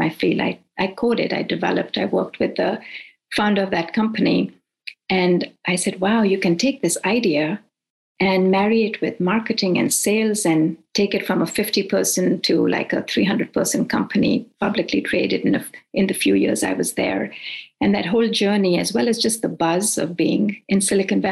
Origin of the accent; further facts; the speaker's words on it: India; moved away as an adult; also born or lived in Nigeria / Irvine, California / Davis, California; now in United States; I grew up in India and in between went to Nigeria for 4 years and was educated there as well in West Africa.